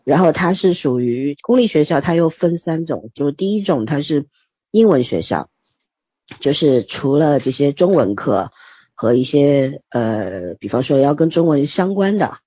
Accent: China; 我们大陆人

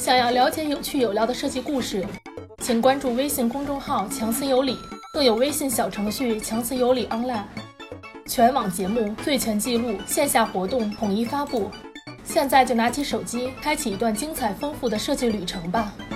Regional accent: China; 我们中国人

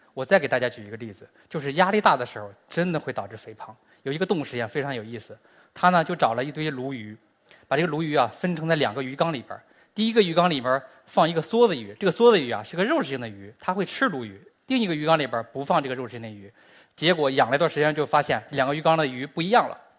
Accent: China; 我们中国人和美国人的微生物本身就是不一样的

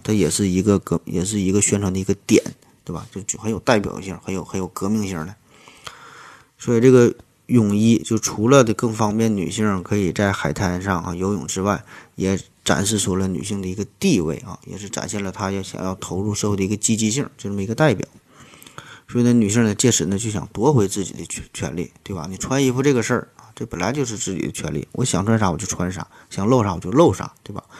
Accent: China; 咱们中国大陆地区

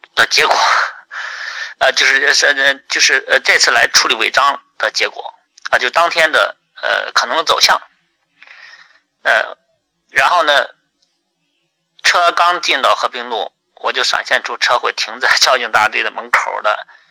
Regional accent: Henan, China; 我的老家，啊，就是新乡跟郑州中间的一个县城

